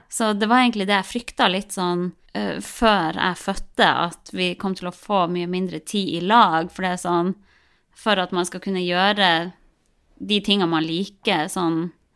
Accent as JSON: {"language": "Norwegian", "town": "Harstad", "region": "Troms", "country": "Norway", "said": "vi er jo fra Harstad begge to, jeg og typen min"}